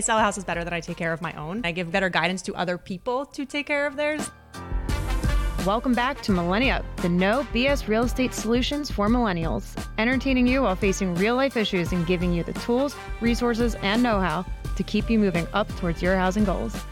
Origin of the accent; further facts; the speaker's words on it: Delaware County, Pennsylvania, United States; also born or lived in Exton, Pennsylvania; I grew up in Delco